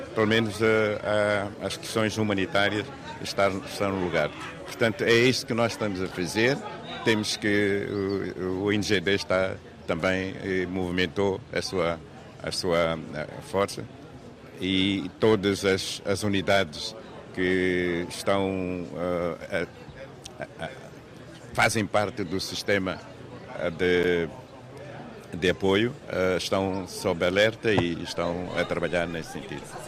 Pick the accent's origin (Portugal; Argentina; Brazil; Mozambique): Mozambique; como moçambicano